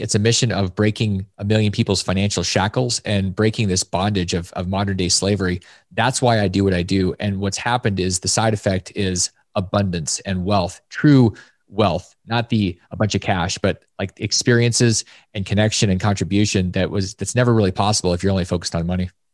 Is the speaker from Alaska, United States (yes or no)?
yes; Alaska, United States; I grew up in Alaska